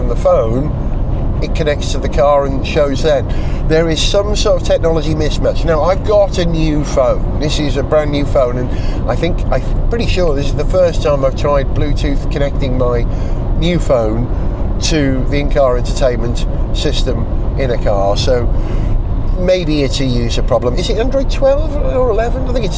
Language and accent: English; Holywell, Wales, United Kingdom; moved away; I just went to Holywell, my hometown where I grew up as a child